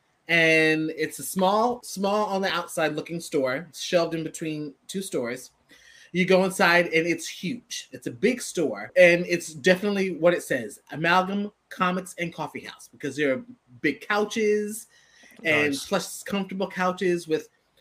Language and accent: English; New York, United States; I'm from New York